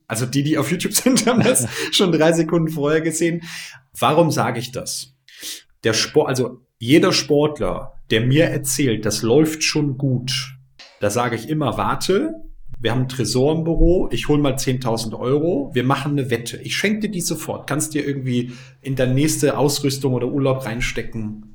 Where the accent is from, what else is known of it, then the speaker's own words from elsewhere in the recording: Bremen, Germany; bei uns in Bremen damals gab es die E-Phase